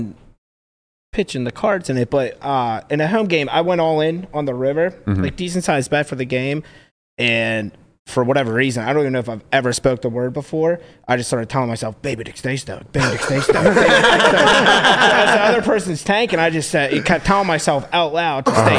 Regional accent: East Brady, Pennsylvania, United States; I grew up on Kelly's Way. And I tell people, I'm top five most famous people from East Brady

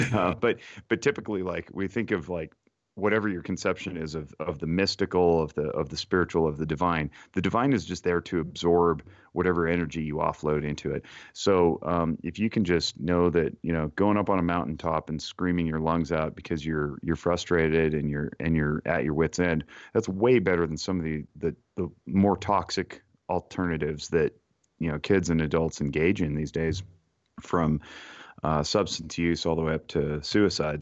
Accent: Reno, Nevada, United States; born and raised in Reno, Nevada.

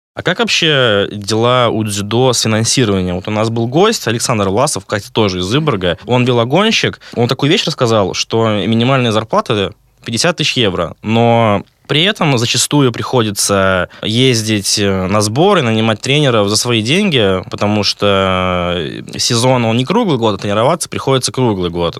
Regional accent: Vyborg, Leningrad Oblast, Russia; Я сам э, родом из Выборга

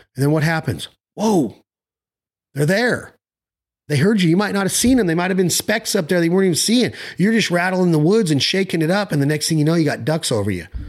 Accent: Nevada, United States; I'm from Nevada

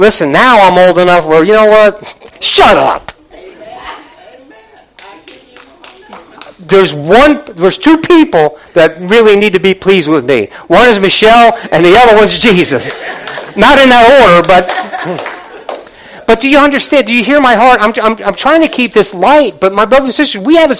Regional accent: Northeast, United States; I'm from the Northeast

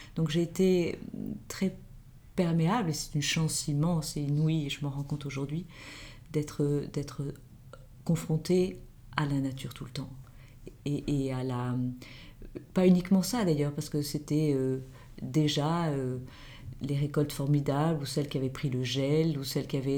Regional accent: Marseille, Provence-Alpes-Côte d'Azur, France; j'ai grandi à Marseille, ce qui a sans doute euh, forgé mon caractère de méridional

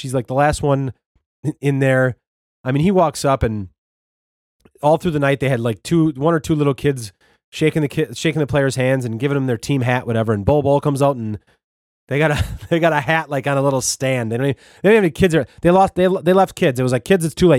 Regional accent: Wisconsin, United States; I'm from Wisconsin.

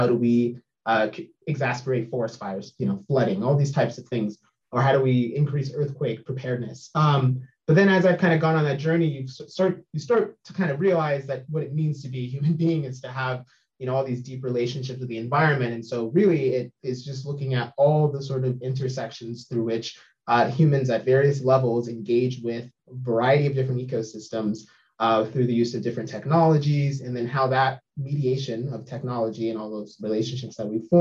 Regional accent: Sacramento, California, United States; also born or lived in Humboldt State / Portland; now in Eugene, United States; I grew up in Sacramento

